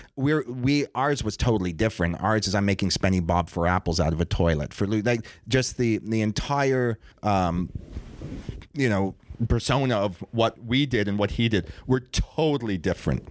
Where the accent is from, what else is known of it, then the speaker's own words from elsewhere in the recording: Toronto, Ontario, Canada; we're two Jews from Toronto